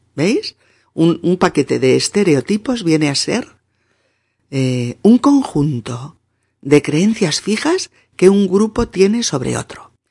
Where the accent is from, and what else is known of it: Spain